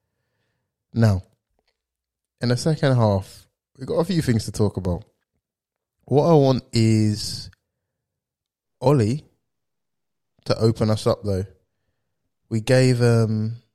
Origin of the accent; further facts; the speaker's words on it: United Kingdom; we are British